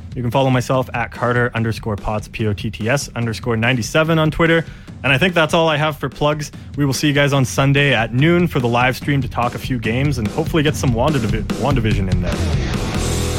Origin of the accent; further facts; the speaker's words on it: Canada; we're Canadian